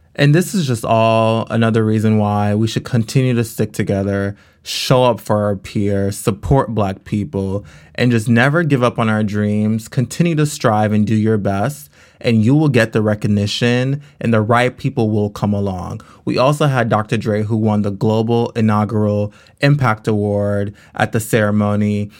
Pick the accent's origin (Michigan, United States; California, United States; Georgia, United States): California, United States; Los Angeles; I grew up in California. Um, actually, I grew up in South Central L